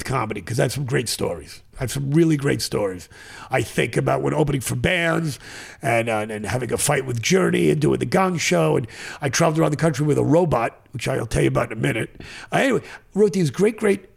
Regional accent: Scarsdale, New York, United States; I grew up outside of Scarsdale, New York

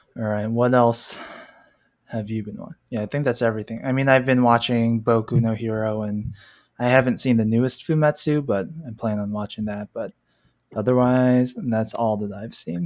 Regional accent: California, United States; My home state of California

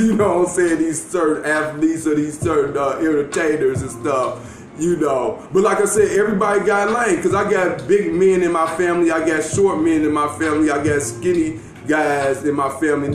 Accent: Gary, Indiana, United States; me growing up in Gary, Indiana

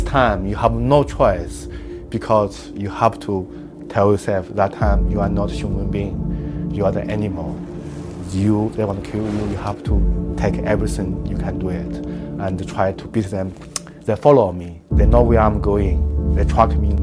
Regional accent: Xinjiang, China; English is a second language; moved away as an adult; now in United Kingdom; So I'm grew up in Xinjiang, so I grew up in the village.

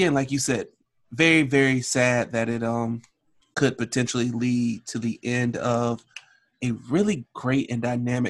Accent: Alabama, United States; I grew up in Alabama.

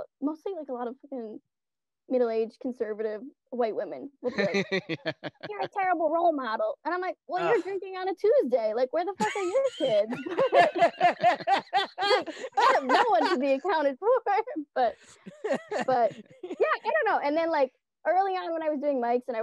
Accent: Ann Arbor, Michigan, United States; I'm from Ann Arbor

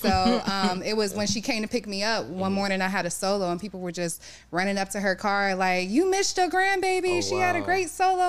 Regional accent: Youngstown, Ohio, United States; now in Cleveland, United States; I'm originally from Youngstown, Ohio.

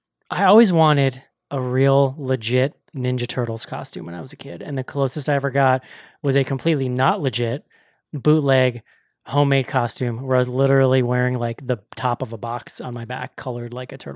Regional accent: Northeast, United States; I'm from the Northeast

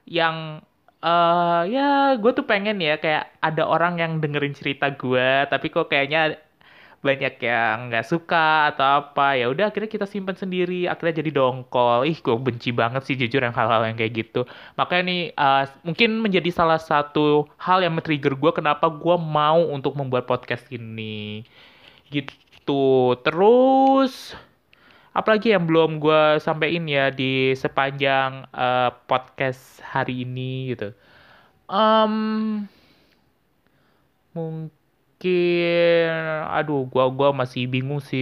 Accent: Tangerang, Banten, Indonesia; asal gue sebenarnya dari Tangerang, yang gue kuliah di Semarang

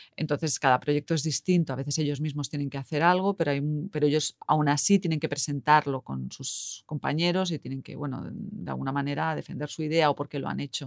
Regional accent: Madrid, Community of Madrid, Spain; moved away as an adult; now in Helsinki, Finland; soy española, de Madrid y vivo aquí en Finlandia desde hace uh, casi nueve años en Helsinki

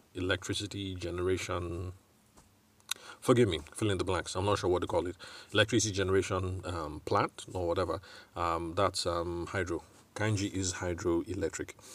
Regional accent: Benue, Nigeria; I'm from Benue State

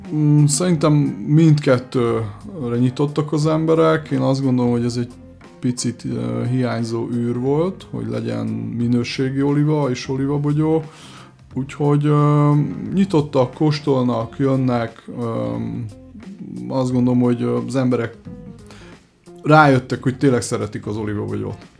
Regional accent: Budapest, Hungary; Már Budapesten születtem, a szüleim Görögországban, és Magyarországon ismerkedtek meg

